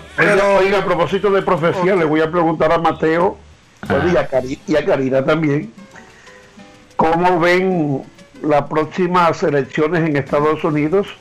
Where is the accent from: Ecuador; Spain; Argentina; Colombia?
Colombia; moved away; soy colombiano por encima de todo